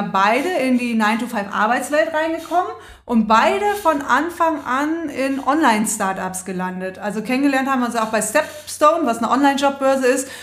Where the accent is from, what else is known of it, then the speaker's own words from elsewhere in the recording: Rhineland, Germany; Ich komme auch aus dem Rheinland